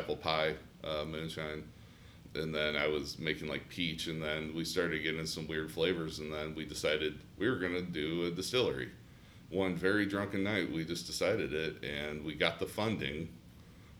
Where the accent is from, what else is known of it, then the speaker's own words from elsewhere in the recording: St. Louis, Missouri, United States; moved away as an adult; also born or lived in Ohio; now in Columbus, United States; I'm originally from St. Louis, Missouri. So I started out there